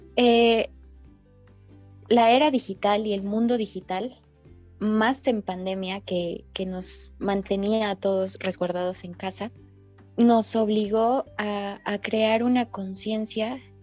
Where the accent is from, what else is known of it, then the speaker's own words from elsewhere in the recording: Mexico; nosotros como jóvenes mexicanos